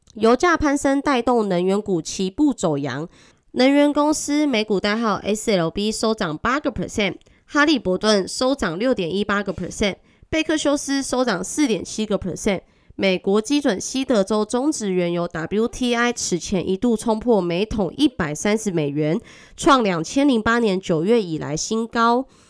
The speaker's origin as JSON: {"language": "Chinese", "country": "Taiwan", "accent": "Taiwanese Mandarin", "said": "我是台湾国语界最正的俏妞"}